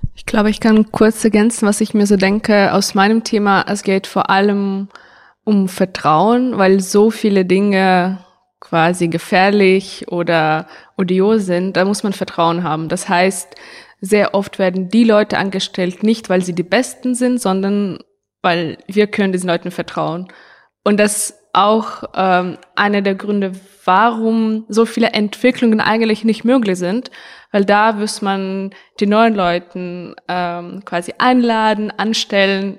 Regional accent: Ukraine; moved away as an adult; now in Germany; ich komme aus der Ukraine, wohne in Deutschland schon seit sieben Jahren

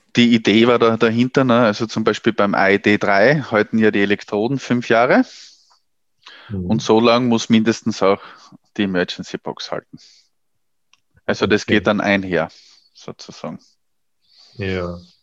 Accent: Austria; bei uns in Österreich

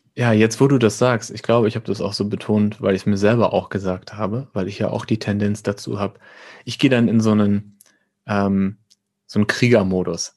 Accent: near Münster, North Rhine-Westphalia, Germany; Und ich komme aus der Nähe von Münster

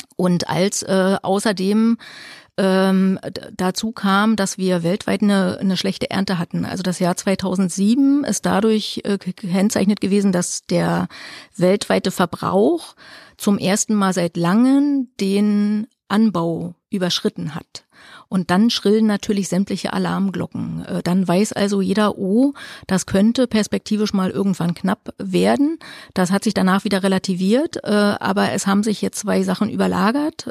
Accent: Mecklenburg-Vorpommern, Germany; für uns als Ostdeutsche

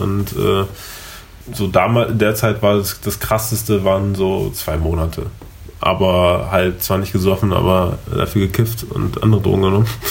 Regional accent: Berlin, Germany; ich bin gebürtiger Berliner, ähm, bin auf, hier aufgewachsen, äh, geboren und aufgewachsen.

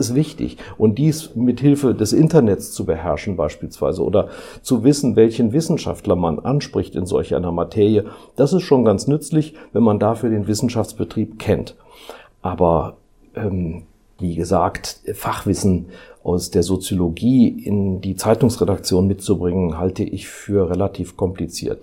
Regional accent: Rhineland, Germany; moved away as an adult; also born or lived in Karlsruhe / Frankfurt / Düsseldorf / Mainz; nicht in meiner Heimat im Rheinland, sondern ich bin ausgewandert nach Baden

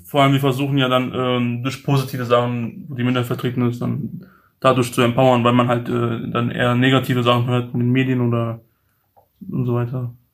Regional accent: Mainz, Rhineland-Palatinate, Germany; meine Heimatstadt jetzt Mainz

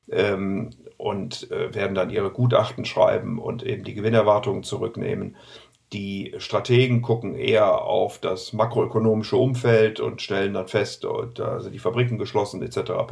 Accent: Rhineland, Germany; Ich meine, ich bin ja Rheinländer und insofern habe ich ja Optimismus äh, chromosomal aufgesogen

